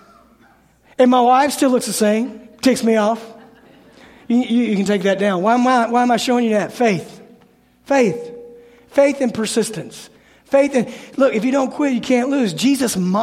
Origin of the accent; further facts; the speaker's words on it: Memphis, Tennessee, United States; I'm from Memphis.